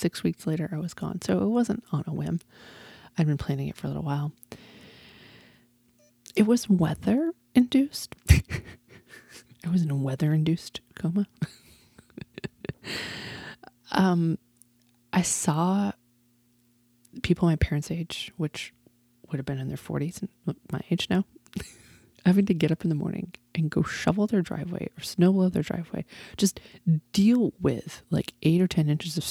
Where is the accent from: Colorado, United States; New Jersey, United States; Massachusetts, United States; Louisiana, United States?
Massachusetts, United States; Easthampton; moved away as an adult; now in Austin, United States; I grew up in Western Massachusetts in a small town called East Hampton, Massachusetts